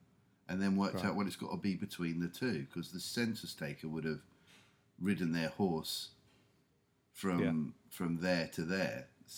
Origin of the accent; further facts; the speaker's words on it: England, United Kingdom; I'm English.